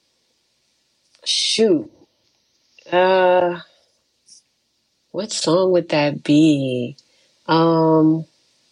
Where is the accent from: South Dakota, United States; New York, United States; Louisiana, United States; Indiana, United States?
Louisiana, United States; New Orleans; I'm from New Orleans